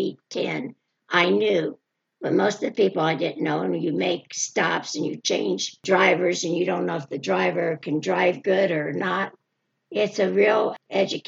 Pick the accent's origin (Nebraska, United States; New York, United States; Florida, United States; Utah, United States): Florida, United States; Largo; I was born in Largo, Florida.